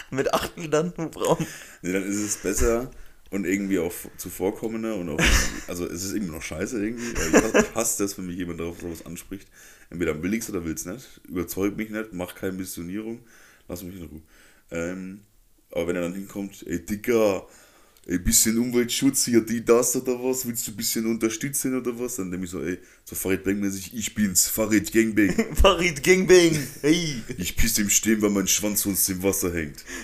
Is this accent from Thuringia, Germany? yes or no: yes; Erfurt, Thuringia, Germany; ich komme aus Erfurt.